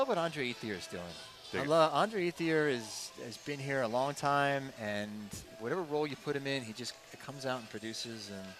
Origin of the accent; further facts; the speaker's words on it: Waterbury, Connecticut, United States; I was born in Waterbury.